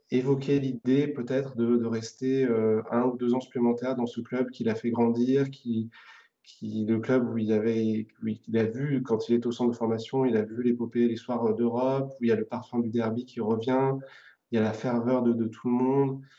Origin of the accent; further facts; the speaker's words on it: Saint-Étienne, Auvergne-Rhône-Alpes, France; moved away; je me rends compte vraiment encore plus depuis que je suis parti de Saint-Etienne il y a quelques années.